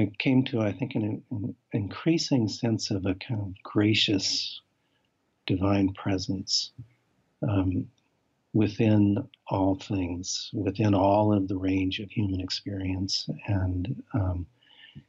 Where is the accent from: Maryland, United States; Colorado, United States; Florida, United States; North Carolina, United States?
Colorado, United States; I grew up in Colorado